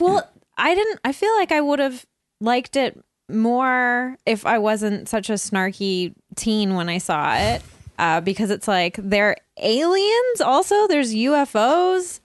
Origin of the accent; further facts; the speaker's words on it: Burnaby, British Columbia, Canada; I grew up in Burnaby.